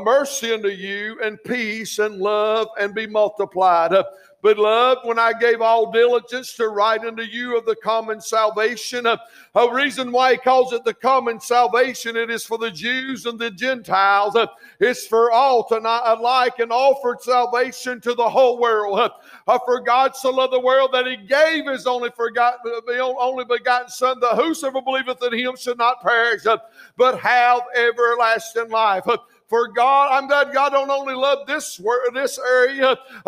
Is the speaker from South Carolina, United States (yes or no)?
yes; Clover, South Carolina, United States; also born or lived in Greer, South Carolina; I was raising most of my life in Clover, South South Carolina